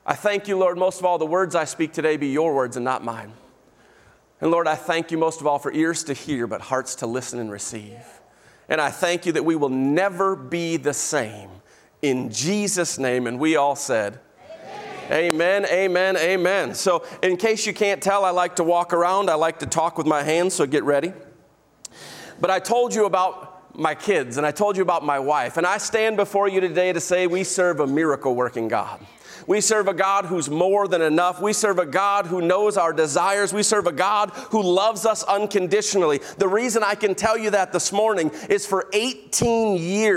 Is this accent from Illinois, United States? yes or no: yes; Illinois, United States; moved away; I'm from Illinois